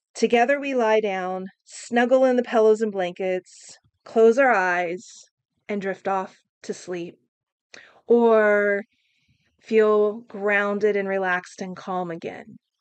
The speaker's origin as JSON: {"language": "English", "region": "Oklahoma", "country": "United States", "tie": "born or raised there", "said": "I grew up in Oklahoma"}